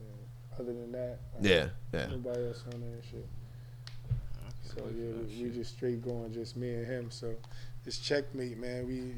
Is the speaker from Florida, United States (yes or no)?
no; New Jersey, United States; I'm from Jersey